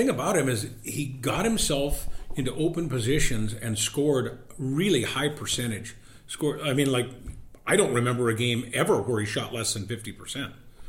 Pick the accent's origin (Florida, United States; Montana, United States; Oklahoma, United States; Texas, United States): Montana, United States; Havre; now in Missoula, United States; I'm from Haver